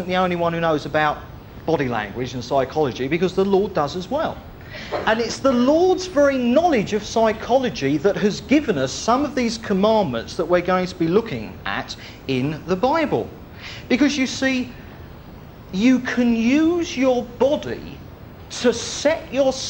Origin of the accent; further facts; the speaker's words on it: United Kingdom; We're Brits. We're British.